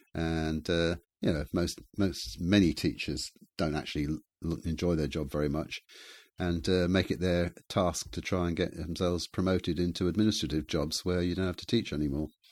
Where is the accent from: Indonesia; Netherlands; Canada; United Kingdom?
United Kingdom; England; moved away as an adult; also born or lived in Bremen, Germany